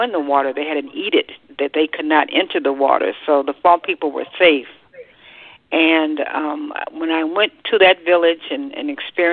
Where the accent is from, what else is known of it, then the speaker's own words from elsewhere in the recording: United States; here I am from the United States